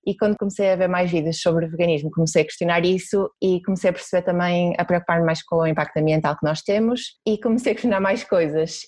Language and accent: Portuguese; Porto, Norte, Portugal; eu sou do Porto, dá para perceber provavelmente pela minha pronúncia